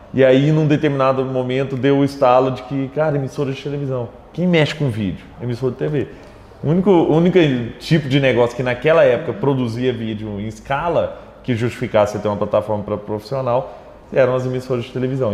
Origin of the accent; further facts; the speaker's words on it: Araguari, Minas Gerais, Brazil; moved away as an adult; also born or lived in Rio de Janeiro; now in Belo Horizonte, Brazil; Eu sou de Araguari, né? Araguari fica no Triângulo Mineiro.